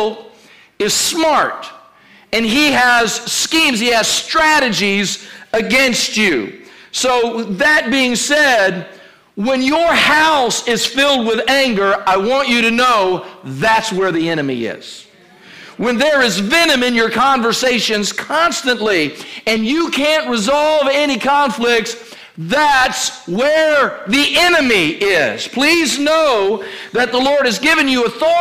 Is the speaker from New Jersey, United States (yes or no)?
no; Kentucky, United States; moved away; also born or lived in Virginia; I was born in Kentucky